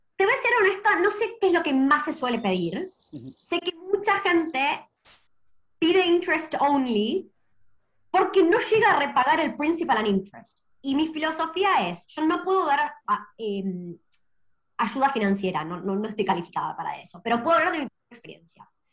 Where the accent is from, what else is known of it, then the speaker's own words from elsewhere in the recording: Argentina; moved away; Yo me crecí en Argentina